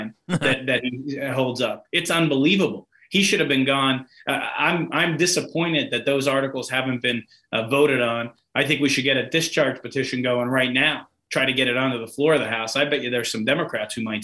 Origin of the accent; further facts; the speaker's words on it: Hazleton, Pennsylvania, United States; my hometown of Hazelin, Pennsylvania